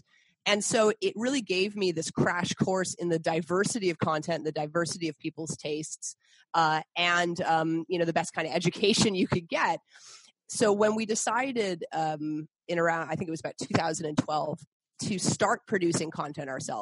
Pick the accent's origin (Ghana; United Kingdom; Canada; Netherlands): Canada; also born or lived in Boston, United States / Montreal, Canada; I'm originally from Boston, but I grew up in Canada.